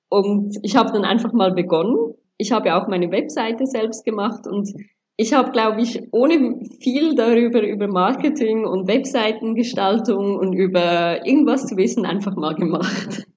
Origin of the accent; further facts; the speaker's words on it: Switzerland; accent: Swiss; moved away as an adult; also born or lived in Angola / Sri Lanka; now in Dubai, United Arab Emirates; ich lebe ja in der Schweiz und ich habe ja auch die Schweizer Einflüsse durch Schule, Freunde, Pateneltern bekommen